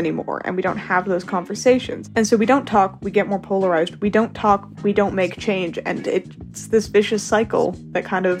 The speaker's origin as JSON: {"language": "English", "town": "Calgary", "region": "Alberta", "country": "Canada", "tie": "born or raised there", "said": "I'm 18 years old. I recently graduated from high school. I've lived in Calgary, Alberta my entire life"}